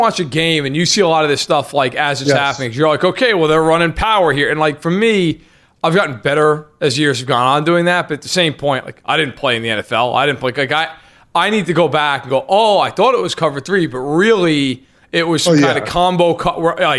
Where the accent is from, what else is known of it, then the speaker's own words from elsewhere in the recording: New York, United States; I mean, after all, I'm Italian and from New York, and my whole family's from Jersey.